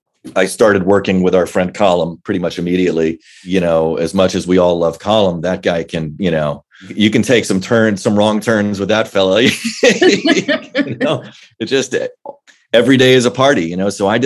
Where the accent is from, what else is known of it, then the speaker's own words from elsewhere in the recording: Virginia, United States; Well, I was a military kid, so we moved around a good bit, but for the most part, in Northern Virginia, in the DC area, that's kind of where my dad's career landed.